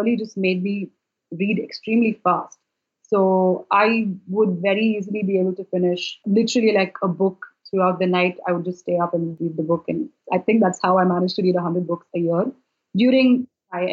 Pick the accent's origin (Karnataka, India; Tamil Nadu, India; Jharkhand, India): Karnataka, India; Bangalore; I am from Bangalore, which is in India.